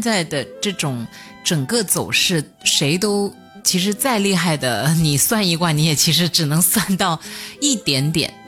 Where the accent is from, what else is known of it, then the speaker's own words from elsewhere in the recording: Hunan, China; 我是湖南人， 然后我们那边其实对饺子没有概念